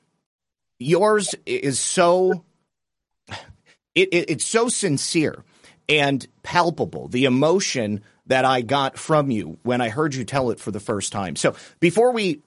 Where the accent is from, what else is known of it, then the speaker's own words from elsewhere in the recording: Michigan, United States; also born or lived in Kent, Ohio; now in Florida, United States; I'm from Michigan, so obviously, you know, where I grew up, there was quite a few closed down factories emptied out